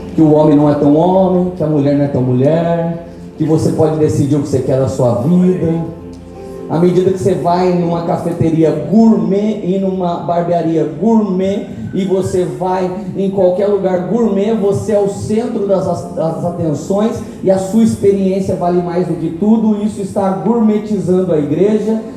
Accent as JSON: {"language": "Portuguese", "town": "Tremembé", "region": "São Paulo", "country": "Brazil", "said": "Eu sou de Tremembé"}